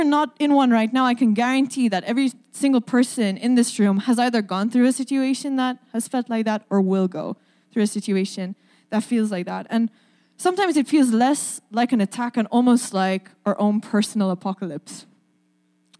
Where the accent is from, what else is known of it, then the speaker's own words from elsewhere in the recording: Malta; now in Saskatoon, Canada; my accent is a little hard to place. I'm from the island of Malta.